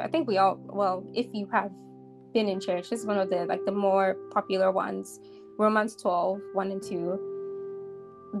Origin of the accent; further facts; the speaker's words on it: Ghana; I'm growing up in Ghana.